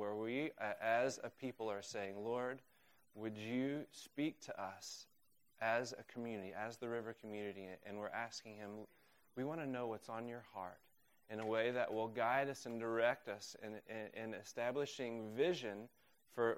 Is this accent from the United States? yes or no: yes; Oklahoma, United States; also born or lived in Uganda; now in Waltham, United States; I'm from Oklahoma